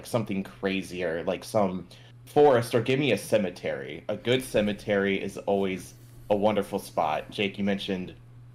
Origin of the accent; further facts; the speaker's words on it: Michigan, United States; growing up in Michigan, there's approximately 2,000 lighthouses